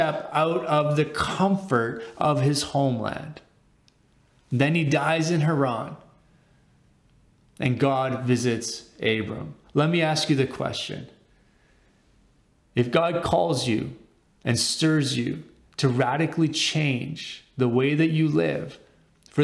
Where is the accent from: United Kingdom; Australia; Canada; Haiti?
Canada; Winnipeg, Manitoba; moved away as an adult; also born or lived in Dallas, Texas; I grew up in Winnipeg. My high school years from grade 8 to 12 were in Winnipeg